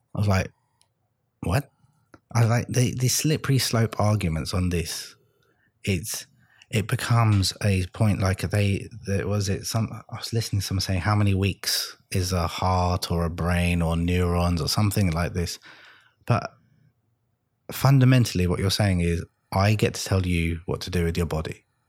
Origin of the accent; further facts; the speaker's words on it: London, United Kingdom; moved away as an adult; I grew up in London in the 80s